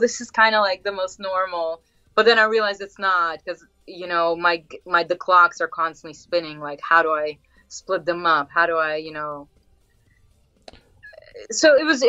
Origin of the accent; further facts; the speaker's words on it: New York City, New York, United States; moved away; I grew up in Queens